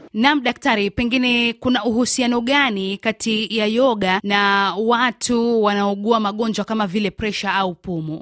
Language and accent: Swahili; Mombasa, Mombasa County, Kenya; kutokea Mombasa